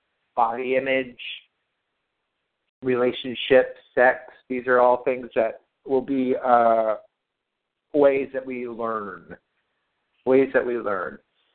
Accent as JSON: {"language": "English", "country": "United States", "said": "we're all American living in Southern California."}